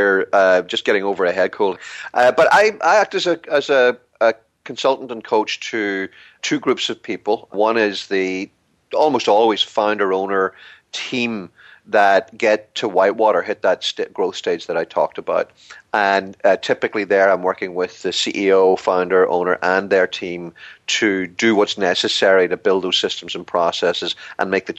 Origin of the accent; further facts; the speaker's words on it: Ireland; glib Irishman